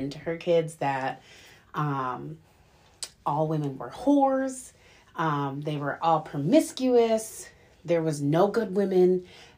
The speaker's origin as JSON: {"language": "English", "region": "Wisconsin", "country": "United States", "said": "we're from Wisconsin. We live in little old Green Bay"}